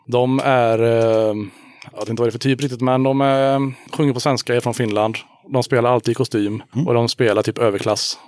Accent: Hyssna, Västra Götaland, Sweden; also born or lived in Björketorp / Kinna; now in Haratången, Sweden; född i Hyssna, ja. ja. Sen bodde jag ett tag i Björketorp, sen Kinna och nu bor jag i Haratången

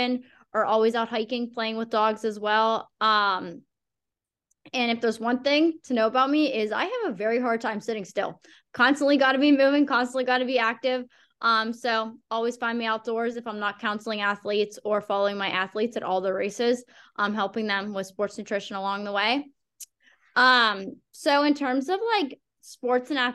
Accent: Pittsburgh, Pennsylvania, United States; I grew up in Pittsburgh, specifically like the North Hills area, and lived there most of my life

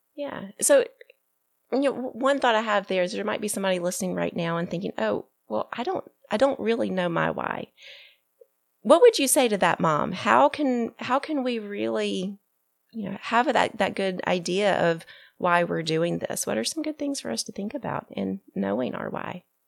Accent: Birmingham, Alabama, United States; my hometown of Birmingham, Alabama.

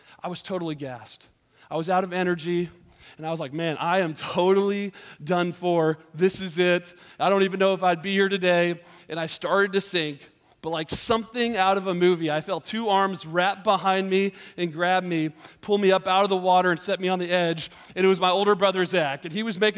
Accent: Georgia, United States; moved away; I grew up in Georgia, which is another state that's very warm in the summertime

